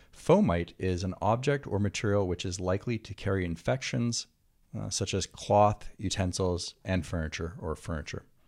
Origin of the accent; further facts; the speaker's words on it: Quebec, Canada; also born or lived in Santa Monica, California; now in California, United States; growing up in Quebec